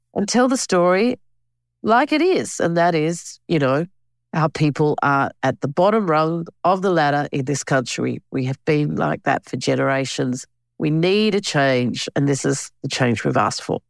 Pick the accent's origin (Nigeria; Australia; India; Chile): Australia; also born or lived in Alice Springs, Northern Territory / Canberra, Australian Capital Territory; I grew up both in Alice and Canberra